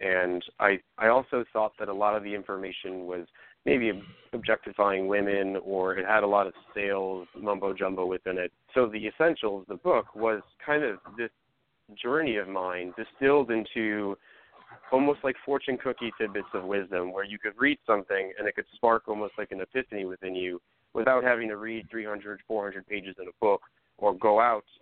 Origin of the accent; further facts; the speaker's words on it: Lincolnwood, Illinois, United States; I'm born and raised. I grew up in a little suburb called Lincolnwood, which is on the borders of Rogers Park, you know, Chicago and Skokie